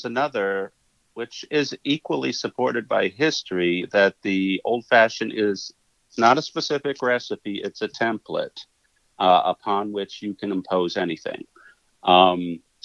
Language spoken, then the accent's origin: English; Eagle, Wisconsin, United States; moved away; also born or lived in Milwaukee, Wisconsin; I was born in Milwaukee, and then I was raised in a farm community called Eagle